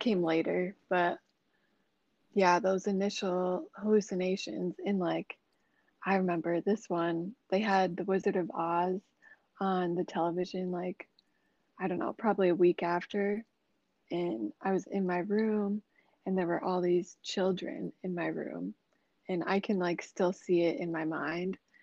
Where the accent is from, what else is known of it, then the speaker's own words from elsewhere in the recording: Des Moines, Iowa, United States; I'm from Des Moines, Iowa, I'm a Libra. Um, I just turned 26 this year. Um, yeah, I've lived in Des Moines since I was like six years old